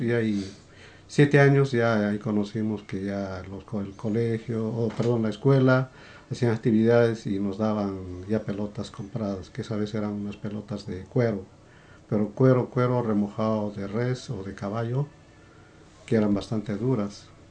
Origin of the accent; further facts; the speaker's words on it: Quillabamba, Cusco, Peru; moved away as an adult; nací en Perú y bueno, llegué a emigrar a varios, a varios países